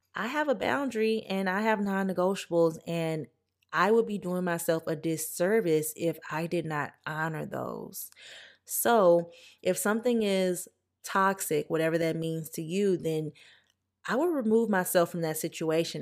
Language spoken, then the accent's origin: English; Louisiana, United States; moved away; I'm from Louisiana